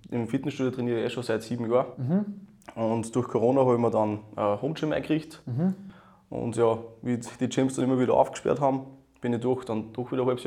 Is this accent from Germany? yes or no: no; Upper Austria, Austria; bin aus Österreich, in der Nähe von Linz